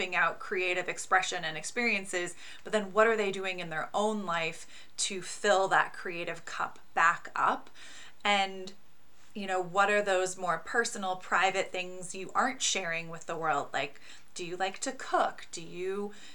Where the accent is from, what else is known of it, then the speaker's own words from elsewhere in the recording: Pacific Northwest, United States; I grew up in the Pacific Northwest in a very hippie family